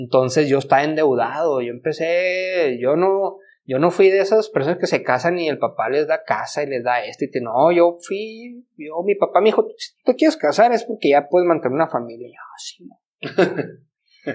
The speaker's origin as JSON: {"language": "Spanish", "town": "Ciudad Obregón", "region": "Sonora", "country": "Mexico", "moved": "as an adult", "lives_now": "Chihuahua, Mexico", "said": "mi mamá se había ido a vivir aquí a Chihuahua, porque soy de Obregón, de Obregón. Entonces yo había venido a vivir a Chihuahua"}